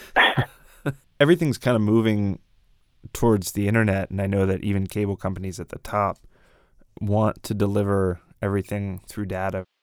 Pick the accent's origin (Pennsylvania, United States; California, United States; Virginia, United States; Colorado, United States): Pennsylvania, United States; Pittsburgh; moved away; My hometown, Pittsburgh, is a very old city